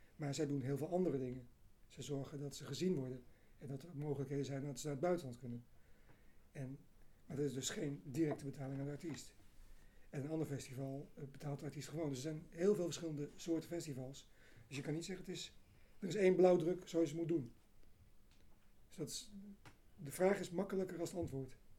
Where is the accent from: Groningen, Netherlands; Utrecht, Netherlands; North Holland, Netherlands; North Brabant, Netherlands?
Utrecht, Netherlands; Amersfoort; moved away; van oorsprong ben ik Amersfoort, maar al een tijdje weg.